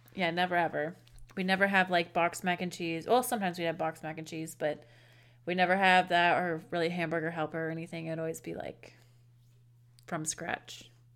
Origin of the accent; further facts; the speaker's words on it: United States; we're woefully American, or, um, I should say U S A. We're woefully U S A-ins.